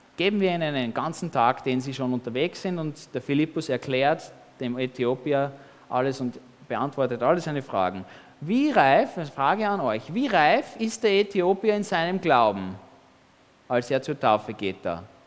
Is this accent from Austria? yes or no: yes; Austria; als Kind in Österreich, als Baby.